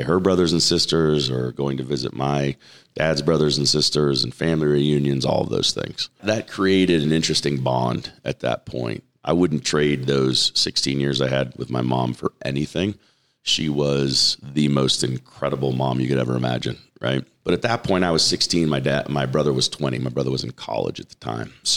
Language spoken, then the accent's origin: English; Torrance, California, United States; moved away as an adult; now in Las Vegas, United States; I was born and raised in Southern California, in Torrance, California